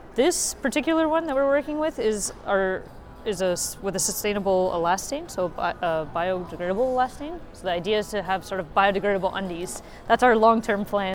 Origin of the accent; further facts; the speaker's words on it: Canada; now in Germany; my sister actually is my partner, and we're from Canada